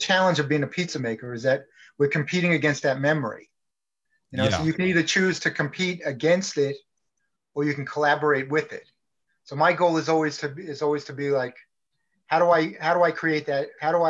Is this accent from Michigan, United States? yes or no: no; New York City, New York, United States; moved away; also born or lived in Las Vegas; I grew up in I was born in Brooklyn